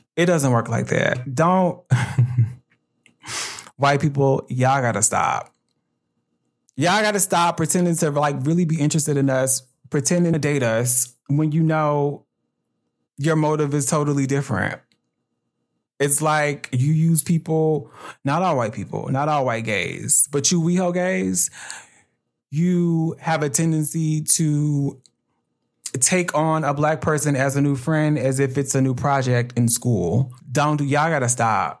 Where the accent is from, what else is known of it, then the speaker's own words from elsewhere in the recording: Atlanta, Georgia, United States; also born or lived in South Carolina; now in Los Angeles, United States; I was born in South Carolina and I was raised in Atlanta, Georgia